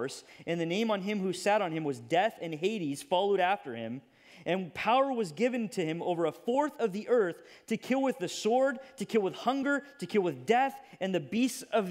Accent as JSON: {"language": "English", "country": "United States", "said": "as an American"}